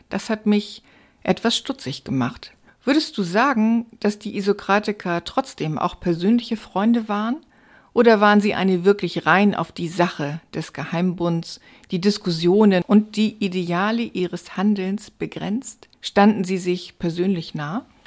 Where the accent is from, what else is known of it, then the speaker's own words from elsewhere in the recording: Stade, Lower Saxony, Germany; bei uns in Stade